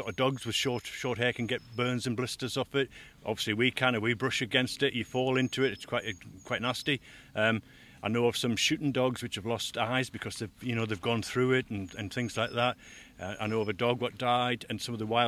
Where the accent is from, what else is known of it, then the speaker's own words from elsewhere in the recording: United Kingdom; moved away; As a kid, I grew up on the Tweed